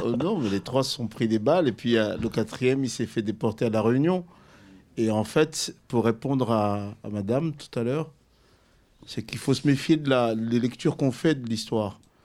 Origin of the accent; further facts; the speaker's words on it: Comoros; je viens des Comores